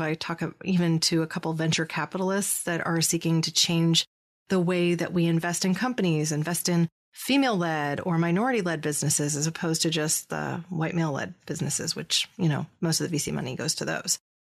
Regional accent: California, United States; here in my home state of California

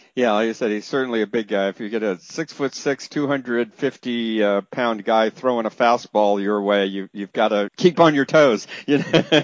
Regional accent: Northern California, United States; I grew up in Northern California too

